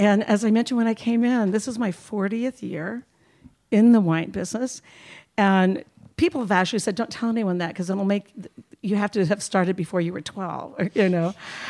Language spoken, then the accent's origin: English; Fresno, California, United States; I made my way to Fresno, California when I was about 8.